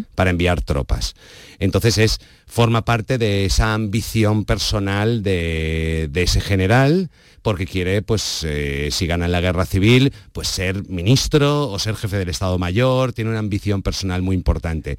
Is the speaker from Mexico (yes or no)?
no; Valencia, Valencian Community, Spain; soy de Valencia, soy valenciano